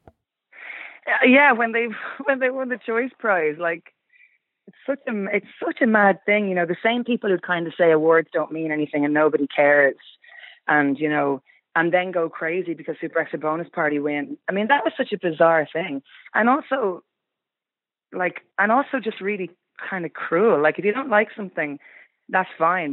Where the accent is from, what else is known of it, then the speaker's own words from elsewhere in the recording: Kildare, Leinster, Ireland; we're all from Kildare